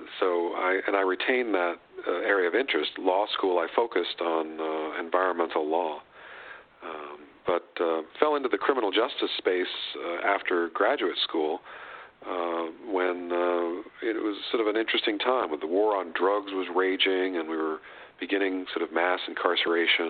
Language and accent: English; New England, United States; moved away; I grew up in New England